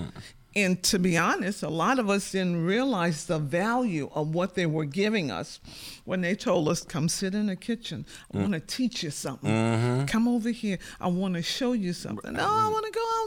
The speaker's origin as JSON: {"language": "English", "area": "St. Bernard Parish", "region": "Louisiana", "country": "United States", "tie": "born or raised there", "said": "We grew up in St. Bernard Parish, on the outskirts of the city"}